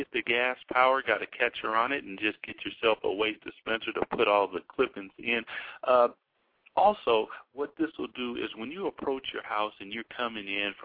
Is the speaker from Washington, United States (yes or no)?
yes; Washington, United States; we're from Washington